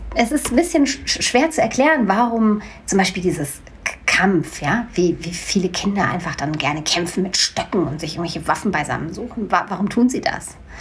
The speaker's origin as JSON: {"language": "German", "town": "Hanau", "region": "Hesse", "country": "Germany", "tie": "born or raised there", "also_born_or_lived": "Bochum", "said": "bin in Bochum geboren ähm, und ich bin mit vier Jahren nach Hanau gekommen. Da bin ich aufgewachsen."}